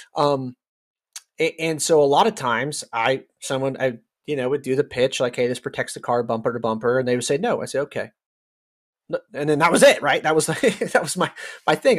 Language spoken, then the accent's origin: English; Cloverdale, California, United States; moved away as an adult; also born or lived in Georgia; now in Texas, United States; I grew up in the last city in Sonoma County